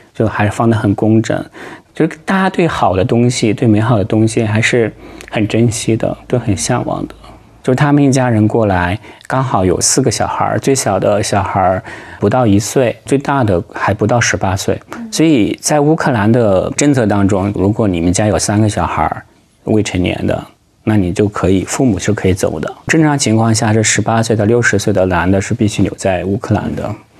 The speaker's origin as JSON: {"language": "Chinese", "country": "China", "also_born_or_lived": "Ukraine", "moved": "as an adult", "lives_now": "The Hague, Netherlands", "said": "因为我们是中国人嘛"}